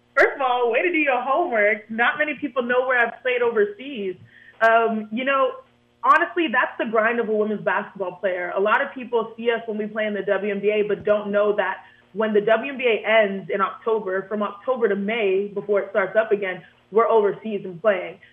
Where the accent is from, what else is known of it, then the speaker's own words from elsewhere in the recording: Houston, Texas, United States; I grew up in Houston, Texas